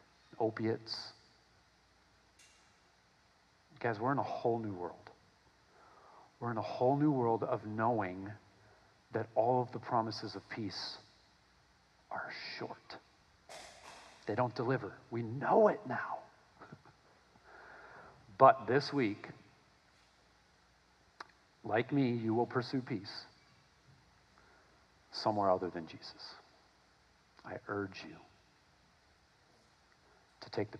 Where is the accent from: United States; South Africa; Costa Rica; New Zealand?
United States; I'm an American